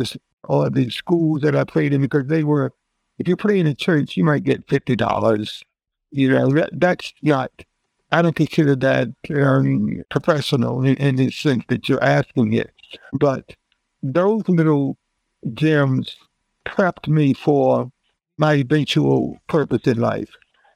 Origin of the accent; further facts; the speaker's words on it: New York, United States; now in Philadelphia, United States; I'm from New York. And she said, …, I want to take you out to lunch. Now, remember, she's in New York and I'm in Philadelphia.